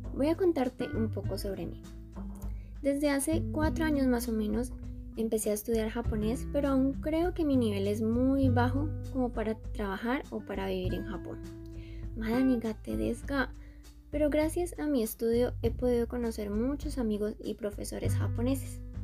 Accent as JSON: {"language": "Spanish", "country": "Colombia", "said": "Soy colombiana."}